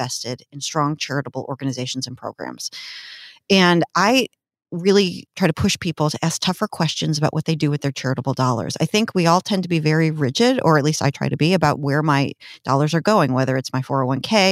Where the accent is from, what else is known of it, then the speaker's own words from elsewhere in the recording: outside of Chicago, Illinois, United States; also born or lived in Peoria, Illinois; now in Washington, Illinois, United States; I grew up outside of Chicago